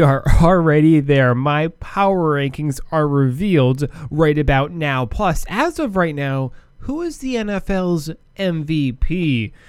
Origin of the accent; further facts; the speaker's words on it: Wisconsin, United States; I'm from Wisconsin